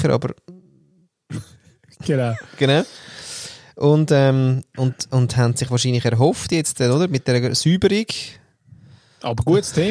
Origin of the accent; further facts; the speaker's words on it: Austria; ja, ich bin Österreicher und äh, Jahrgang 1947 und so weiter.